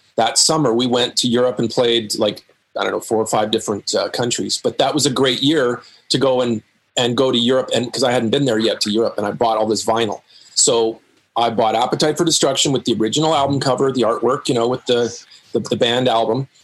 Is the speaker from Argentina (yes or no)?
no; Winnipeg, Manitoba, Canada; moved away as an adult; also born or lived in Los Angeles, California; I'm a kid from Winnipeg